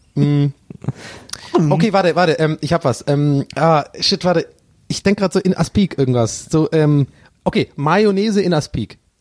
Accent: Tübingen, Baden-Württemberg, Germany; bei uns in Tübingen

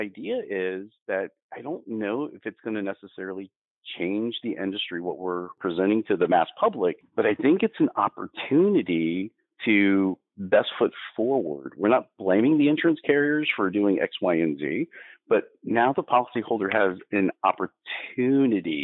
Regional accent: Florida, United States; I was born in Florida. I didn't ask to be born in Florida. It is my environment.

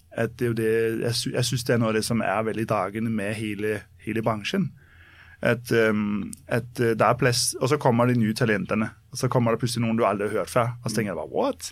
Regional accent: Copenhagen, Capital Region of Denmark, Denmark; now in Norway; jeg er født og oppvokst i København

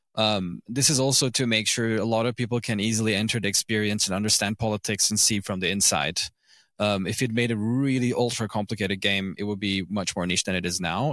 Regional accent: Izmir, Turkey; first language English, German and Turkish; I grew up in Izmir, like, a city in western Turkey

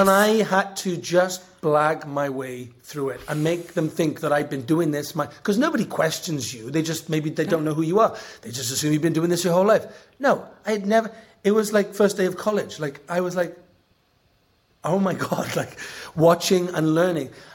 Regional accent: Welsh, Wales, United Kingdom; I'm Welsh.

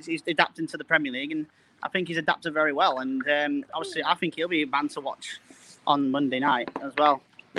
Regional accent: Sheffield, Yorkshire and the Humber, United Kingdom; also born or lived in Worksop; now in Mexborough, United Kingdom; No, well, I live in Mexborough now, Doncaster way.

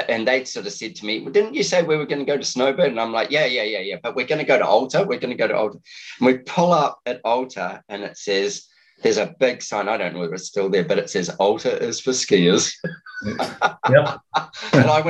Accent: New Zealand; also born or lived in Steamboat Springs, Colorado; now in Australia; I'm a Kiwi, but I live in Australia

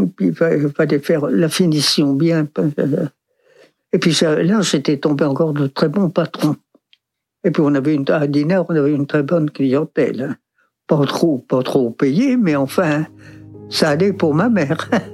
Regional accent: Dinard, Brittany, France; je suis né à Dinard.

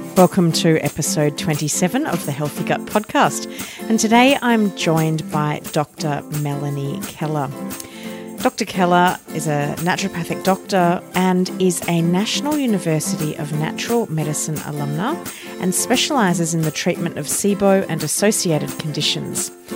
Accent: Australia; as an Aussie who's normally, uh, sitting in Australia

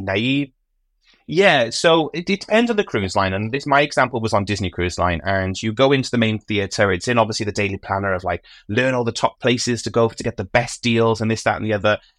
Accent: United Kingdom; I'm British

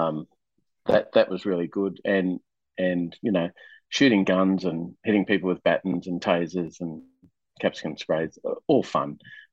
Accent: Rockhampton, Queensland, Australia; moved away as an adult; also born or lived in New South Wales; I left my hometown, which was in country Queensland, a little town called Rockhampton

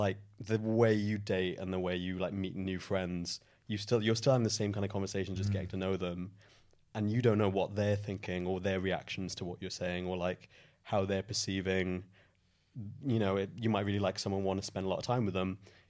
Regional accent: Merthyr Tydfil, Wales, United Kingdom; moved away as an adult; also born or lived in Cardiff; now in London, United Kingdom; I'm not originally from London. I am from a little town in the valleys called Merthyr Tydfil. And then we moved to Cardiff when I was about 10 years old.

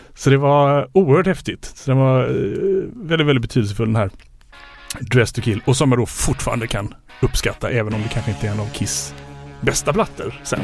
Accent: Landvetter, Västra Götaland, Sweden; also born or lived in United States; bodde i Landvetter utanför Göteborg

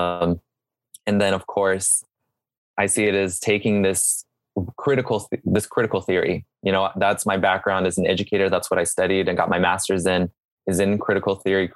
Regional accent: Serrano land, California, United States; I grew up on Serrano land. I'm still on Serrano land

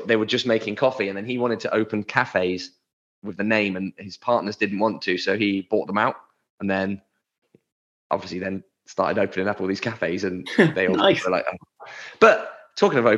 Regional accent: England, United Kingdom; now we're English, right? We're in the UK

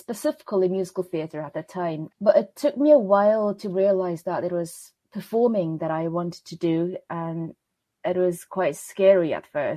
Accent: Seoul, South Korea; English is a second language; moved away as an adult; now in London, United Kingdom; I was born in Seoul, South Korea, which is the capital of the country. And that's where I spent the majority of my childhood, not all of it, but the majority of it

